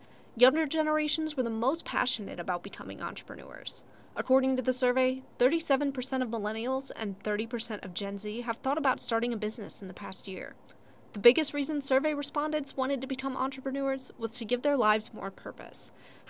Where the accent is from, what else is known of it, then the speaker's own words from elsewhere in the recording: St. Charles, Missouri, United States; I was born and raised in St. Charles, Missouri, and I've spent my entire life surrounded by entrepreneurs, both in my hometown and in my family.